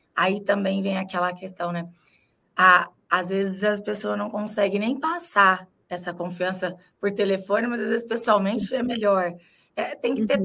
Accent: Ribeirão Preto, São Paulo, Brazil; now in São Paulo, Brazil; eu sou de Ribeirão Preto, fala filão

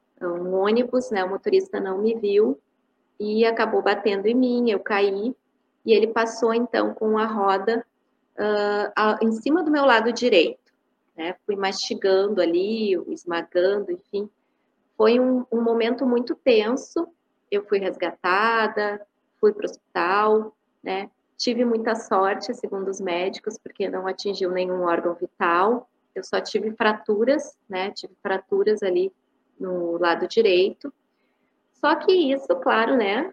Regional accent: Porto Alegre, Rio Grande do Sul, Brazil; Eu sou de Porto Alegre, né, Rio Grande do Sul

